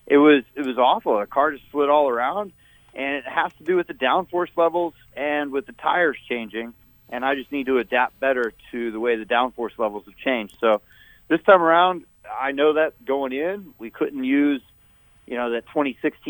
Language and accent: English; Las Vegas, Nevada, United States; in Vegas last week, my hometown